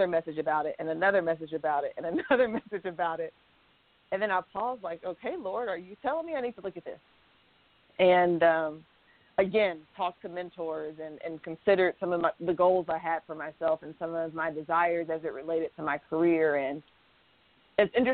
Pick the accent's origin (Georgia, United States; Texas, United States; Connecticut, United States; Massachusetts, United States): Georgia, United States; Atlanta; moved away as an adult; also born or lived in Orlando, Florida / Kansas; I'm from Atlanta, Georgia, and I was living in Orlando, Florida, and family's on the East Coast